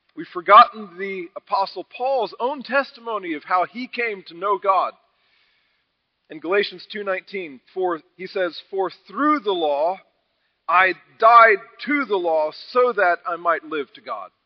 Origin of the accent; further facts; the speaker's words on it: United States; we as American evangelicals